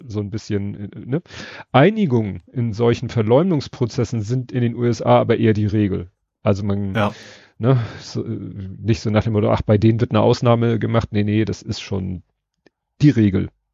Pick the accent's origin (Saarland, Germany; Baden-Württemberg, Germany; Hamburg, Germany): Hamburg, Germany; als Hamburger